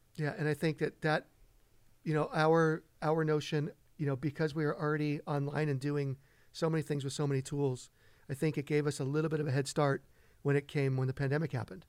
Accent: Redondo Beach, California, United States; moved away as an adult; also born or lived in Los Angeles; now in East Hampton, United States; born and raised in Los Angeles. Grew up most of my life in Redondo Beach

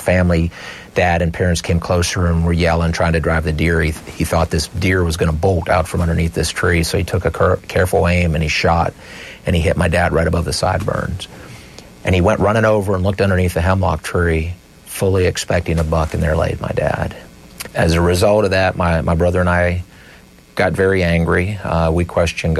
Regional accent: Meyersdale, Pennsylvania, United States; a small community near where we grew up in Myersdale

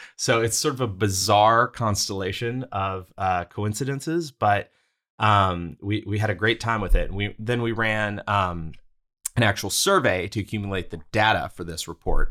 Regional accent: Houston, Texas, United States; moved away as an adult; also born or lived in Brooklyn, New York; my hometown of Houston

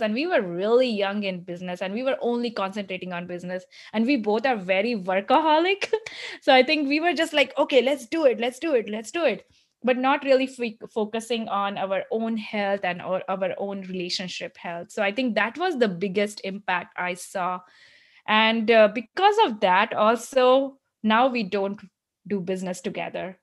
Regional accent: India; moved away as an adult; also born or lived in United States; now in Michigan, United States; growing up in India

